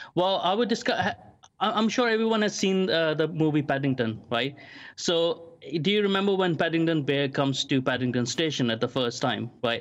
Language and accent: English; Kuwait; also born or lived in London; now in Maldon, United Kingdom; even though I was born in Kuwait and I was living in Kuwait in the Middle East, um, my schooling was more British.